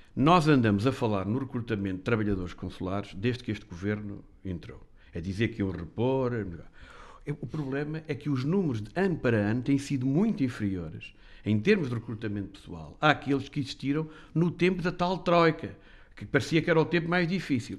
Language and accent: Portuguese; Portugal